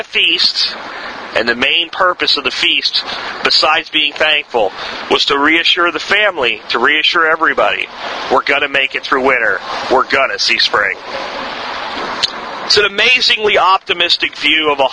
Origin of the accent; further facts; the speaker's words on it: Florida, United States; accent: Florida accent; also born or lived in Pennsylvania; I'm talking kindergarten, first, second grade, and I moved from Pennsylvania to Florida with my family.